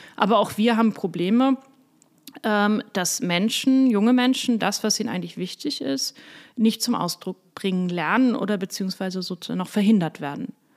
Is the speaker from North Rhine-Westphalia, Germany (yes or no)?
no; Hamburg, Germany; moved away; also born or lived in Bernkastel-Kues / Koblenz; Ich komme aus Hamburg, ich bin in einer mittelständischen Familie aufgewachsen